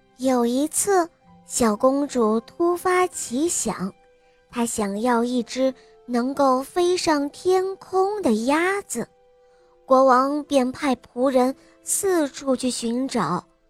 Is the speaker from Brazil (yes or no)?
no; United States; Chinese is a second language; 我今年五岁了，我来自美国